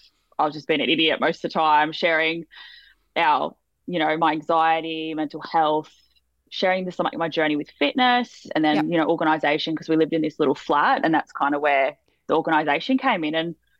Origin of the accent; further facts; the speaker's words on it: Sydney, New South Wales, Australia; Everyone thinks I'm either from, well, usually people think I'm from Queensland or Melbourne. I'm not sure why, but I'm like, no, I'm in the middle.